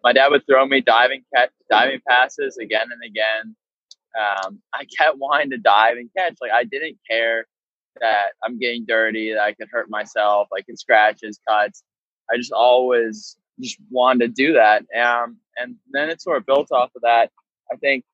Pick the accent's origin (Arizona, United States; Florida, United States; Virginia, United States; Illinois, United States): Virginia, United States; Arlington; I'm from Arlington, Virginia, born and raised